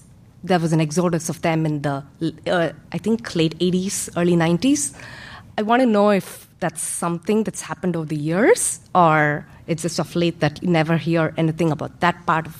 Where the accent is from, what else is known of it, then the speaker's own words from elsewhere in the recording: India; English is a second language; moved away; I grew up in India until like 10 years back.